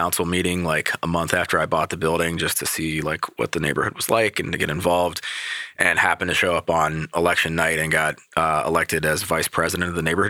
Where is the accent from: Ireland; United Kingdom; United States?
United States; Cincinnati, Ohio; also born or lived in Atlanta; I grew up in College Hill, Northside area, and went to Walnut for high school and UC for undergrad, Xavier for grad school.